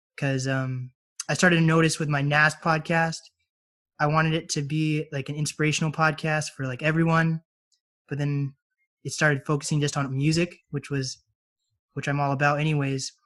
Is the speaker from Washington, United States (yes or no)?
yes; Mercer Island, Washington, United States; also born or lived in Snohomish, Washington; I live in Snohomish now. I grew up on Mercer Island